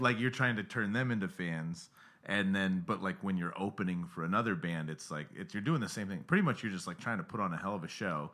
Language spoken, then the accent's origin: English; Pinetop, Arizona, United States; moved away as an adult; also born or lived in Salt Lake City, Utah; Pine Top," which is the name of the town I'm from. It's, like, three hours from Phoenix